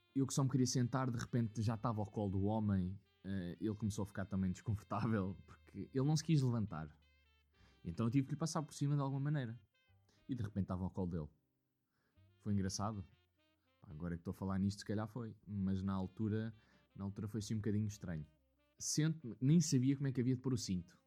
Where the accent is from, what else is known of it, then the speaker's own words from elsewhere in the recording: Leiria, Centro, Portugal; que era de Leiria